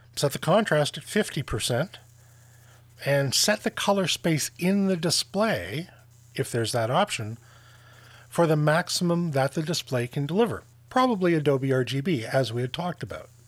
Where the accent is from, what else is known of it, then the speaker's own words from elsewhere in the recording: Canada; I'm Canadian.